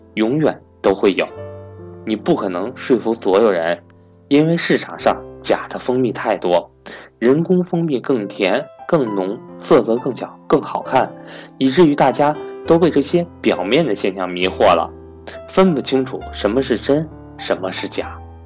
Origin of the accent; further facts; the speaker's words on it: China; 如果我没有出生在中国这个和平崛起的时代